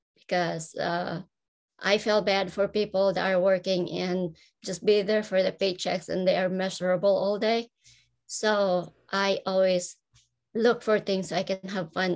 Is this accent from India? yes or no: no; Philippines; moved away; I grew up in the Philippines.